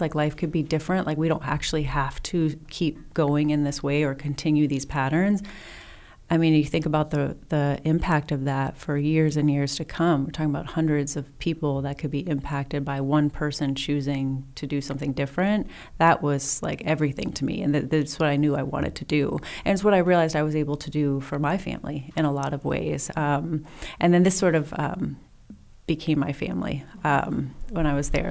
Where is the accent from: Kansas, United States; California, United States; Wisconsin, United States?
Wisconsin, United States; southern; moved away; also born or lived in Temecula; I grew up in southern Wisconsin, really small town